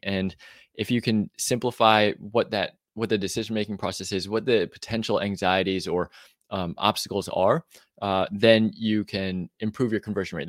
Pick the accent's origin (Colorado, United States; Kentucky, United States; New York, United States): New York, United States; moved away as an adult; now in Austin, United States; I grew up in the East Coast in New York